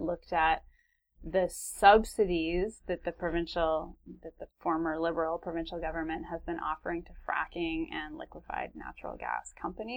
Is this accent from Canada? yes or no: yes; Vancouver, British Columbia, Canada; also born or lived in Salt Spring Island; growing up in Vancouver and on Salt Spring Island